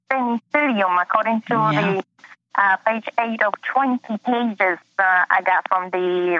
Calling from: Ocala, Florida, United States; I'm from Ocala, Florida.

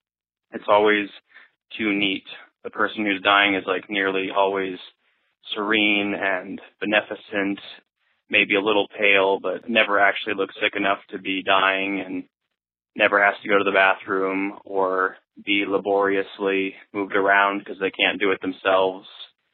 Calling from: Greeley, Colorado, United States; I'm calling from Greeley, Colorado.

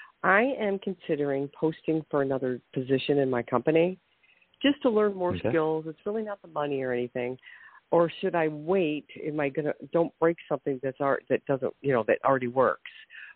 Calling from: Ohio, United States; from Ohio.

